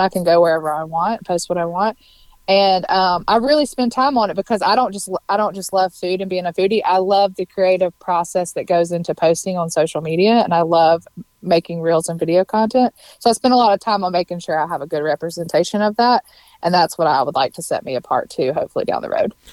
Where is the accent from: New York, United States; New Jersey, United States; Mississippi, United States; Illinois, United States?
Mississippi, United States; moved away as an adult; now in Nashville, United States; I'm from Mississippi